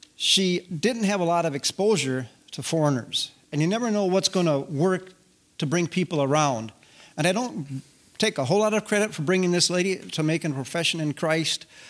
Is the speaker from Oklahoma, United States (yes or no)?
no; Wisconsin, United States; moved away as an adult; now in Sapporo, Japan; we are from Wisconsin